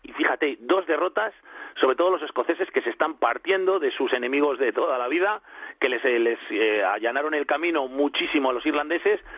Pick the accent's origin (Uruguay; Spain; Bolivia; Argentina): Spain; yo, yo soy español